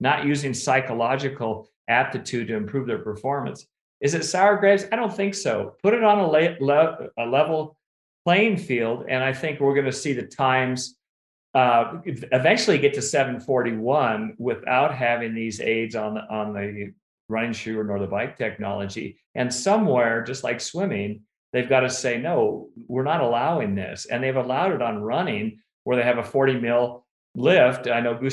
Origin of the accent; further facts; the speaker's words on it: Davis, California, United States; my childhood house on Elmwood Drive in Davis